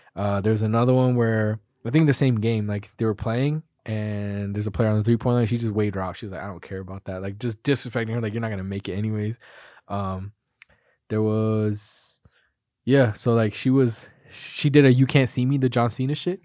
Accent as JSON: {"language": "English", "country": "United States", "said": "proud to be an American."}